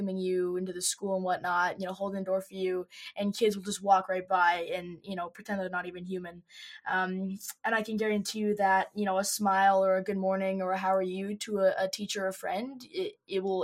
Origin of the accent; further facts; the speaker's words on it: Calgary, Alberta, Canada; Yeah, so I was born in Calgary, Alberta, Canada. We like to call it the Texas of Canada. It's very similar in a lot of ways. And I have lived here my whole life.